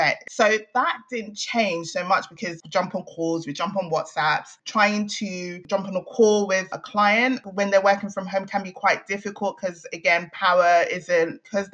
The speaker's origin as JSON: {"language": "English", "country": "Nigeria", "moved": "yes", "said": "being Nigerian"}